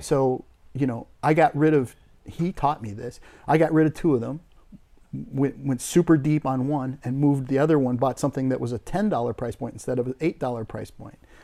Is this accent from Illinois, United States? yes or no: no; Crookston, Minnesota, United States; moved away as an adult; I grew up in a, a, an idyllic, uh, family in northern Minnesota in a little agriculture community called Crookston, Minnesota